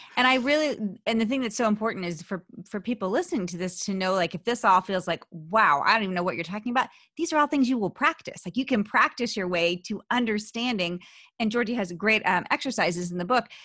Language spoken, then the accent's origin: English; Philadelphia, Pennsylvania, United States; accent: Philly; my Philly accent